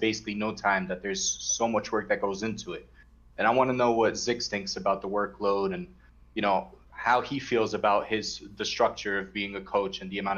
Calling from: Brooklyn, New York, United States; From Brooklyn.

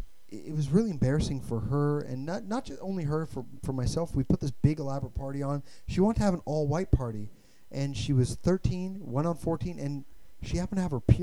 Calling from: Iowa, United States; I'm calling from Iowa.

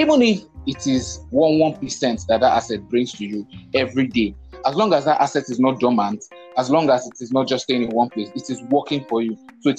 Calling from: Lagos, Nigeria; I am podcasting from Lagos.

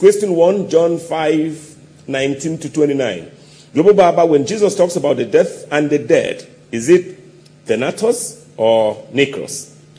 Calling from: Indianapolis, Indiana, United States; I'm writing from the United States in Indianapolis, to be specific.

